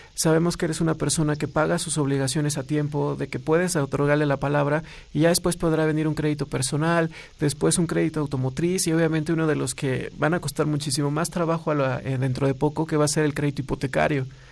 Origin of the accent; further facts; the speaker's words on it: Mexico; como mexicanos